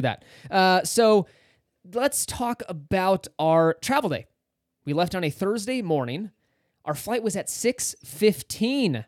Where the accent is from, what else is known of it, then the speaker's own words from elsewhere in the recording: California, United States; being a Californian, used to that dry heat